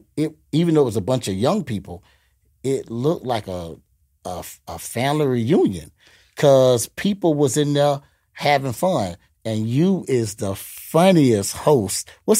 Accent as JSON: {"language": "English", "town": "Gainesville", "region": "Florida", "country": "United States", "moved": "yes", "lives_now": "Tampa, United States", "said": "I'm from Gainesville. You know, I've just been out of Tampa so long till, you know, I'm like a Tampa guy."}